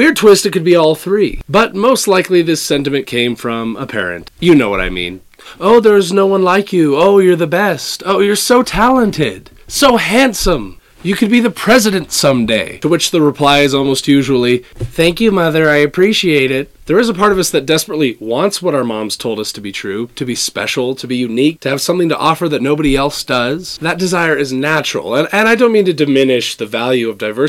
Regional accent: California, United States; I was born in California

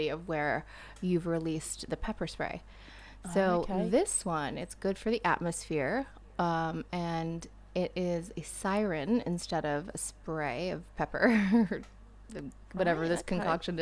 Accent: United States; I'm over there as an American

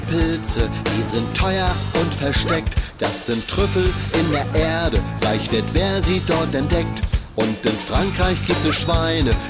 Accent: Istria County, Croatia; Bei uns in Istrien war das nie so üblich, nur mit Hunden.

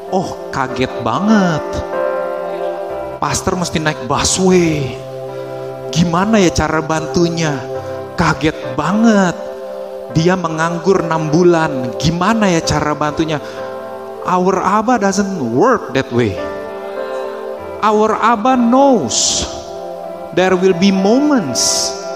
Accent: Indonesia; born there; Tapi dia memilih memilih saya untuk lahir di Indonesia such timing, such economic situation, such political situation, such friends and families.

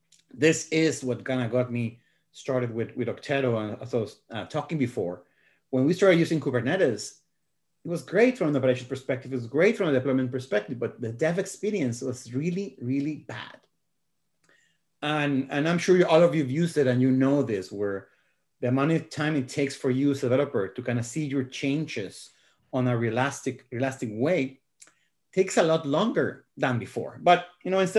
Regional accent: Guadalajara, Jalisco, Mexico; I'm from Mexico. I was born in Guadalajara

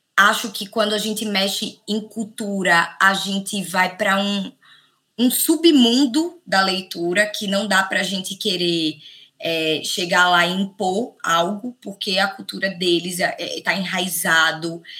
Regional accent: Brazil; nós brasileiros

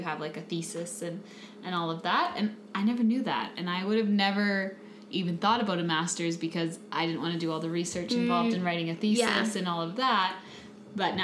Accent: United States; now in Canada; I am American

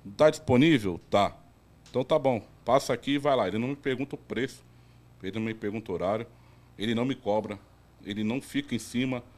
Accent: Guarujá, São Paulo, Brazil; sou do Guarujá, mas sempre trabalhei em Santos

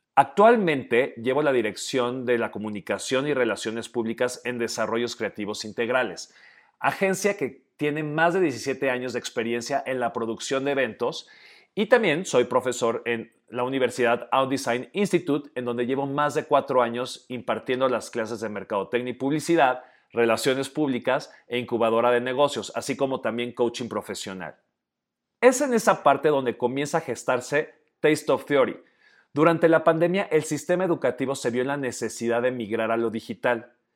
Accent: Oaxaca, Mexico; also born or lived in Guadalajara; un oaxaqueño de 39 años

